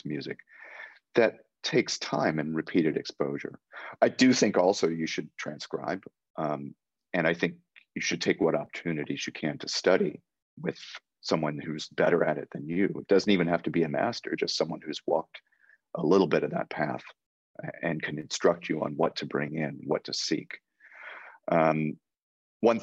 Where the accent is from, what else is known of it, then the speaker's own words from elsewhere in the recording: United States; I'm an American. I grew up here